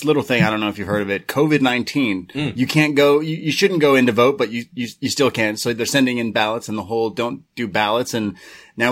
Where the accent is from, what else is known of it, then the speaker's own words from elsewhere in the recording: Canada; as a Canadian